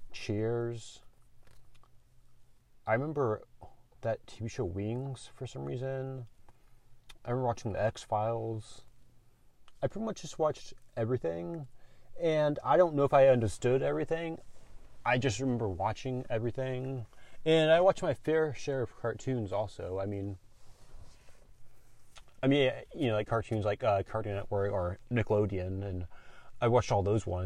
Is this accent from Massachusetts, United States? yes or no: no; California, United States; I was born here in California, the USA.